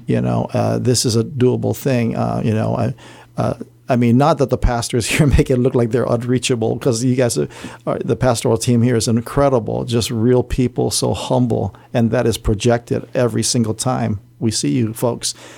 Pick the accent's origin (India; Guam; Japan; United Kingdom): Guam; Barrigada; I grew up in Central Area, Barragata